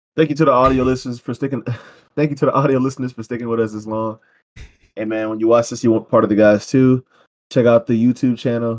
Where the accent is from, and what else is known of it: United States